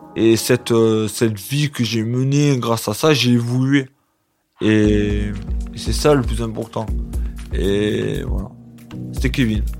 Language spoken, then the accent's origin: French; Sénas, Provence-Alpes-Côte d'Azur, France; also born or lived in La Roque-d'Anthéron; J'ai grandi à Sénas, chez mes parents